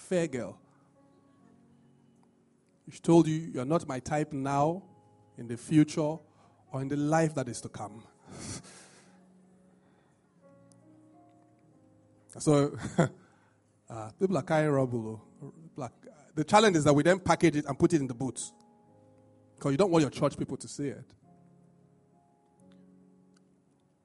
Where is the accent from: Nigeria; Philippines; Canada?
Nigeria; being Nigerian